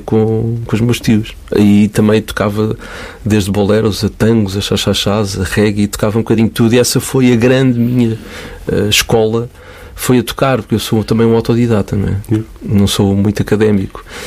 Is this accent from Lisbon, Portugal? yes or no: yes; Cascais, Lisbon, Portugal; also born or lived in Caldas da Rainha / Porto Santo, Madeira; Lisboa, mais precisamente Parede de Cascais. Foi lá que eu cresci.